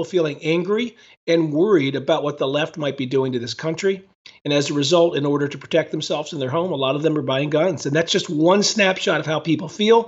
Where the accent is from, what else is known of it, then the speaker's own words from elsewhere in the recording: Philadelphia, Pennsylvania, United States; moved away as an adult; also born or lived in Washington, D.C.; now in Ohio, United States; My wife and I both grew up on the East Coast in the Philadelphia area.